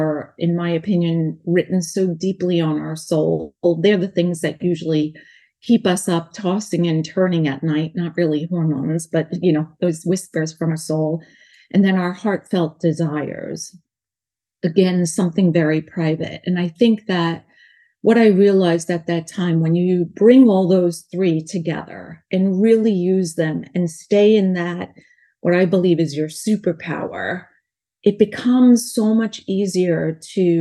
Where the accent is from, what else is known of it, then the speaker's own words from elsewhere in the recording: New York, United States; accent: New York; also born or lived in North Carolina; now in California, United States; I have a New York accent because I was born in New York, lived in North Carolina, now here in California